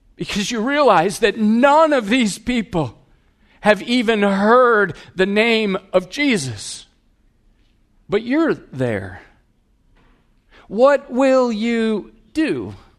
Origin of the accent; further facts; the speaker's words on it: Wisconsin, United States; I'm from Wisconsin. We have bubblers